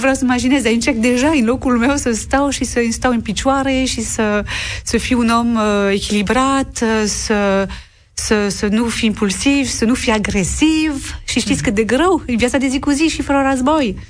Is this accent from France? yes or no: yes; Lorraine, Grand Est, France; Romanian is a second language; moved away; M-am născut în Lorena, care este o regiune care a fost marcată de doi război mondial